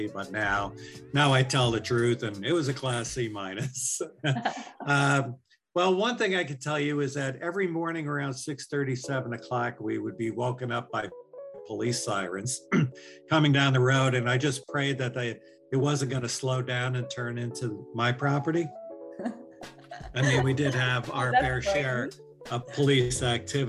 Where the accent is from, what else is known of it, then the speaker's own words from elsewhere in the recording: New York, United States; I'm from New York